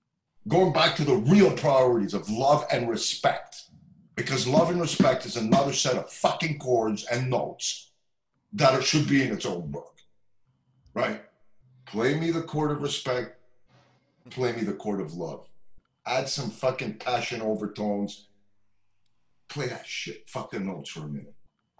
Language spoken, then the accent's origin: English; Montreal, Quebec, Canada; And Rhonda Smith is a dear friend of mine from very long, we're both from Montreal.